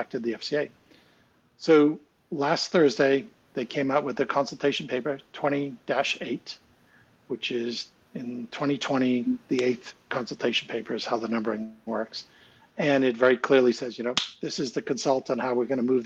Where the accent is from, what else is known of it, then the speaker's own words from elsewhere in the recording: United States; now in United Kingdom; I'm an American. I have an American passport. I do not have a British passport.